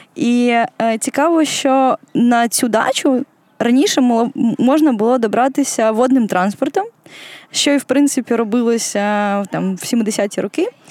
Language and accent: Ukrainian; Kyiv, Ukraine; Я виросла у Києві